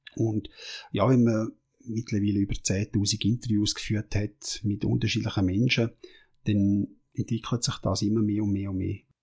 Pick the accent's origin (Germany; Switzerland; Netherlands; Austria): Switzerland; als Schweizer